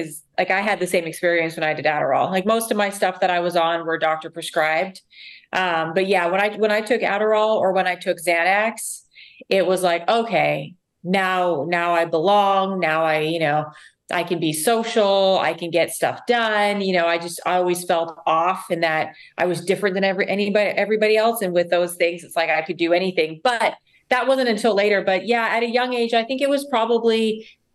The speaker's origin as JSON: {"language": "English", "town": "Vancouver", "region": "British Columbia", "country": "Canada", "tie": "born or raised there", "moved": "as an adult", "lives_now": "Huntington Beach, United States", "said": "I came from Canada. I was born and raised in Vancouver"}